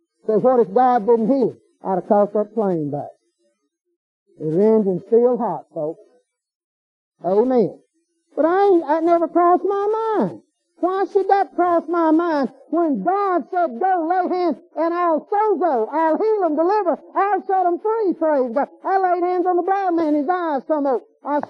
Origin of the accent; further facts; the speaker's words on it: United States; I'm American